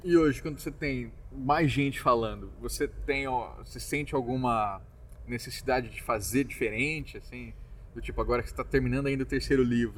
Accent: Campo Grande, Mato Grosso do Sul, Brazil; moved away; also born or lived in Porto Alegre; eu sou de Mato Grosso do Sul, na minha terra

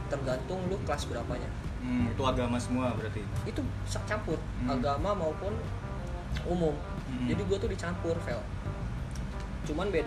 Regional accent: Lampung, Indonesia; also born or lived in Tangerang; now in Jakarta, Indonesia; Gua, gua dari Lampung gua. Mm -hmm. Cuman lama gue ngerantau di sini

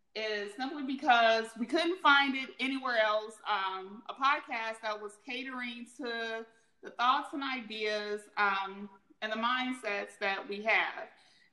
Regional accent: Chicago, Illinois, United States; I am from Chicago, Illinois.

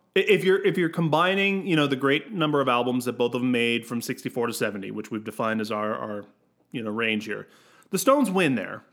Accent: United States; I'm American

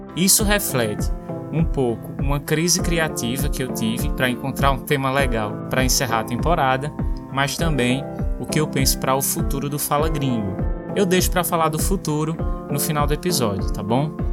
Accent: Brazil; moved away; Crescer numa vila do interior

